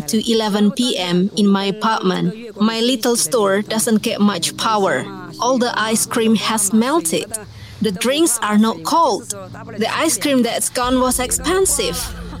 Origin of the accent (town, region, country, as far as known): eastern Sichuan, China; born or raised there